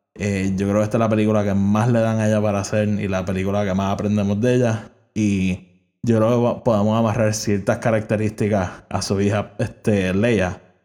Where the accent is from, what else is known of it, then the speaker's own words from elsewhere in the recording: Puerto Rico; yo soy de Puerto Rico